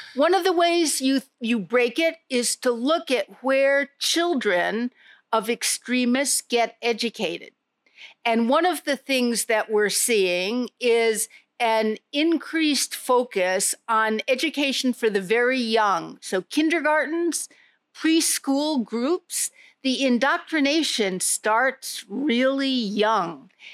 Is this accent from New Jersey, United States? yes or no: no; New York, United States; moved away as an adult; also born or lived in Jakarta, Indonesia; now in Indonesia; I'm a New Yorker, born and bred.